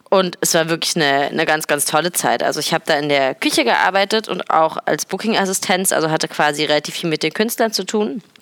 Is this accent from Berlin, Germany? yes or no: yes; Berlin, Germany; Es ist nämlich so, dass ich seit gestern wieder in Berlin bin, in meiner Heimatstadt